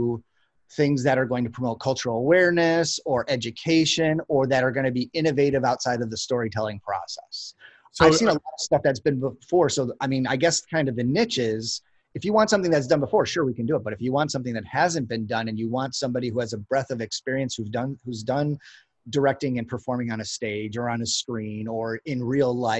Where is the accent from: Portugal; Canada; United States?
United States; Chicago, Illinois; moved away as an adult; I'm born and raised in Chicago